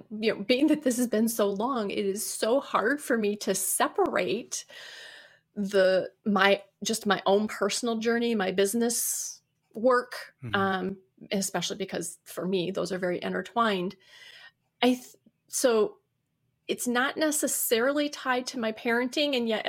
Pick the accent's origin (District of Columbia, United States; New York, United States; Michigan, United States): Michigan, United States; Detroit; I was from the Detroit area originally. I said my daughter's working there. But we moved to the west side of the state.